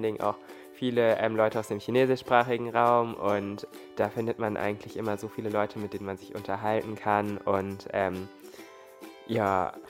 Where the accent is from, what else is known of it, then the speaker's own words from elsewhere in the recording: Germany; ich bin aber hier in Deutschland aufgewachsen